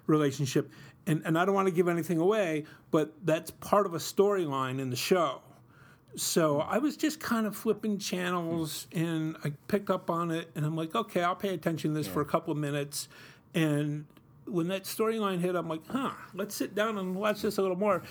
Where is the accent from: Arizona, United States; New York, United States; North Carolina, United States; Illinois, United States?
New York, United States; Utica; when I was growing up in Utica in the 70s and 80s, we struggled financially